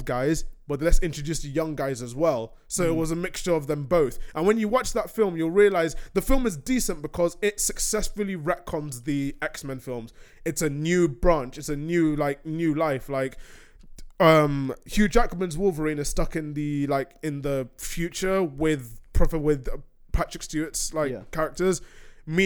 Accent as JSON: {"language": "English", "country": "Nigeria", "said": "I'm going to say as a Nigerian"}